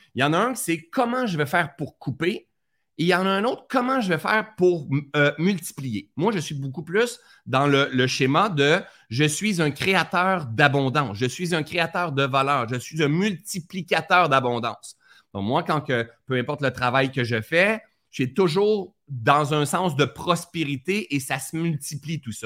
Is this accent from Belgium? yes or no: no; Sherbrooke, Quebec, Canada; also born or lived in Laurentides, Quebec; de Sherbrooke, ma ville natale, Sherbrooke